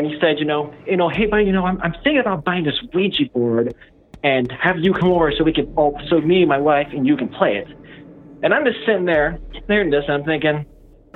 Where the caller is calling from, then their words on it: Illinois, United States; I'm calling from Illinois